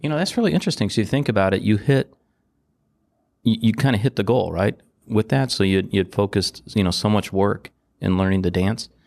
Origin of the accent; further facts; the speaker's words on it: Detroit, Michigan, United States; Growing up in Detroit